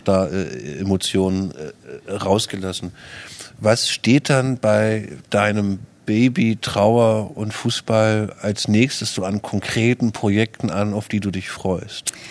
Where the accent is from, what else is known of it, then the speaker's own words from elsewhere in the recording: Germany; hier bei uns in Deutschland